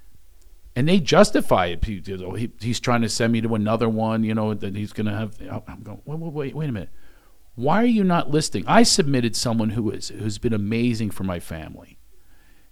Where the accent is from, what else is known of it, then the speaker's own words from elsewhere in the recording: Philadelphia, Pennsylvania, United States; I come from Philadelphia